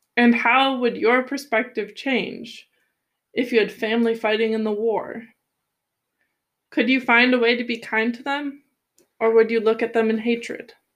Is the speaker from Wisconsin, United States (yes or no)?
yes; Wisconsin, United States; my home state